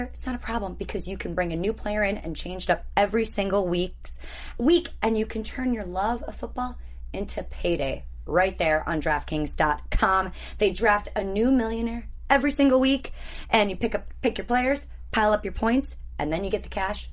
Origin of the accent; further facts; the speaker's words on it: Wisconsin, United States; I'm from Wisconsin.